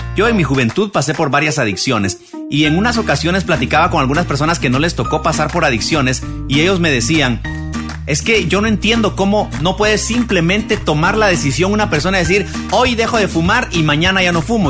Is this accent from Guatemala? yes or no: yes; Guatemala; en mi país, aquí en Guatemala